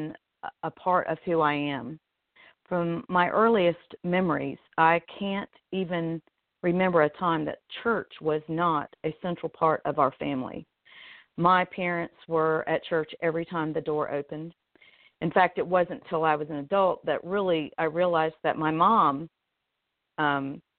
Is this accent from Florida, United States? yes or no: yes; Orlando, Florida, United States; moved away as an adult; now in North Carolina, United States; I grew up in Orlando, Florida, before Disney discovered my hometown